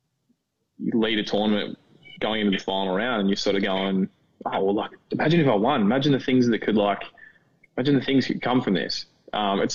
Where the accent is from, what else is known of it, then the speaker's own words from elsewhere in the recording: Australia; moved away as an adult; now in Orlando, United States; I'm an Australian citizen